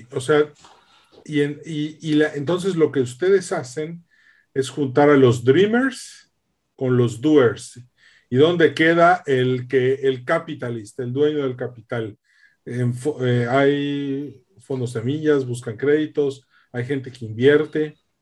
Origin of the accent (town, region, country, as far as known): Mexico